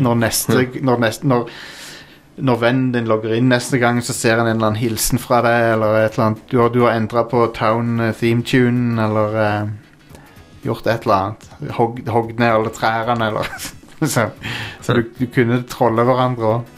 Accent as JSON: {"language": "Norwegian", "town": "Kristiansand", "region": "Agder", "country": "Norway", "said": "Jeg er fra Kristiansand, egentlig"}